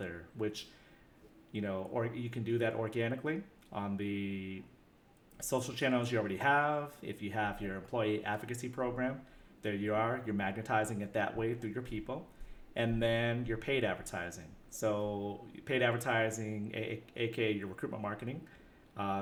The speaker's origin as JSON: {"language": "English", "country": "United States", "said": "being American"}